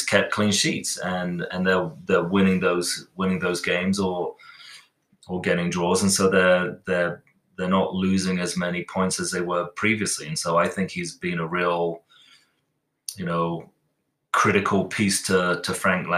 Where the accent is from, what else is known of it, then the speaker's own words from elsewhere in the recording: England, United Kingdom; now in United States; being English